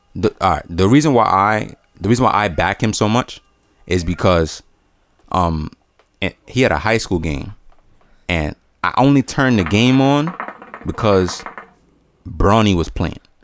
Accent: La Romana, Dominican Republic; moved away; I'm from La Romana

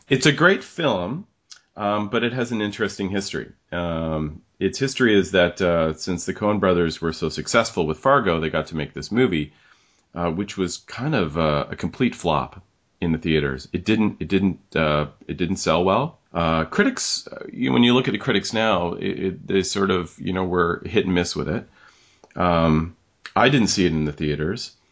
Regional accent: Canada; we're Canadians

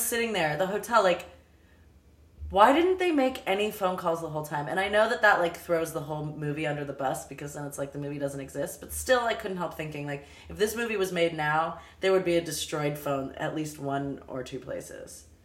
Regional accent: Los Angeles, California, United States; I'm from Los Angeles

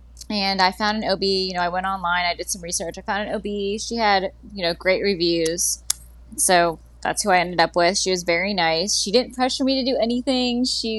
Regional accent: Pennsylvania, United States; also born or lived in Florida / Mississippi / Louisiana; let's see, I was born in Pennsylvania, raised there for a few years. I lived in Florida, Mississippi, Louisiana.

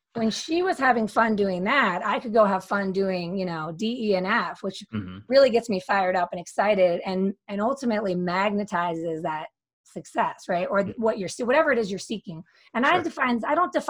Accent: Philadelphia, Pennsylvania, United States; moved away as an adult; also born or lived in Barcelona / Denver; now in Colorado, United States; came back to my hometown of Philadelphia

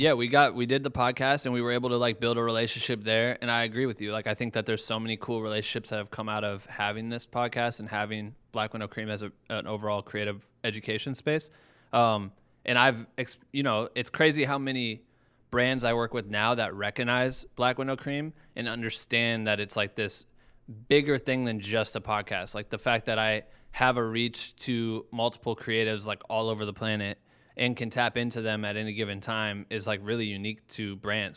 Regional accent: Iowa, United States; now in Los Angeles, United States; I'm from Iowa

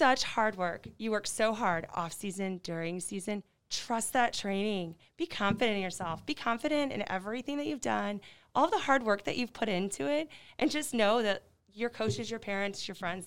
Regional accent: Hannibal, Missouri, United States; I'm from Hannibal.

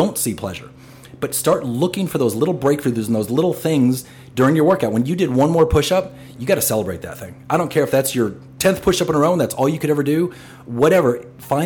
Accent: Wisconsin, United States; also born or lived in Kansas; I grew up in Wisconsin

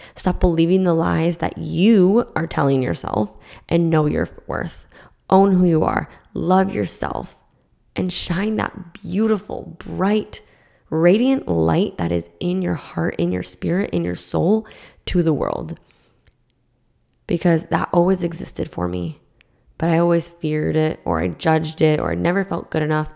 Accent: Massachusetts, United States; now in Florida, United States; So I grew up in Massachusetts

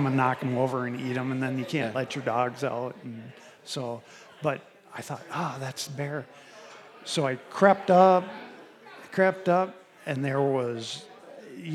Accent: Iowa, United States; I'm from Iowa.

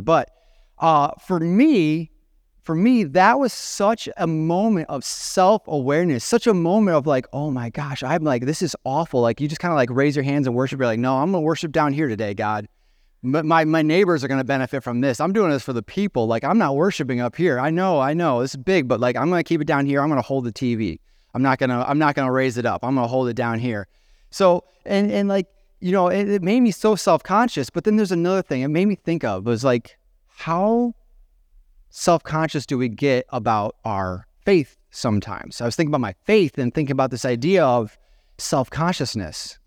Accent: Genoa, Illinois, United States; moved away as an adult; also born or lived in Bethalto, Illinois; now in Chicago area, United States; I'm from Genoa

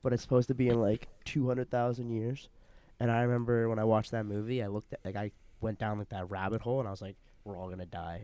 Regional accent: Canada; just so that I go to China once in a while does not mean I'm not a Canadian

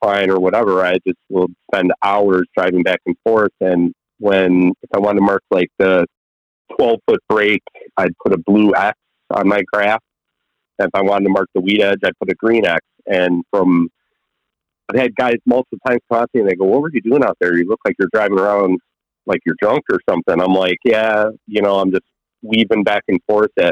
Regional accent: Chicago, Illinois, United States; growing up in Chicago

